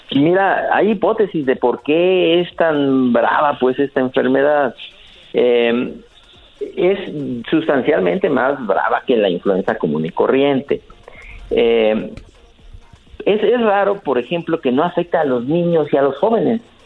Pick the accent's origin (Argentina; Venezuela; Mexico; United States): Mexico; León, Guanajuato; Yo soy del mero León, Guanajuato, donde la vida no vale nada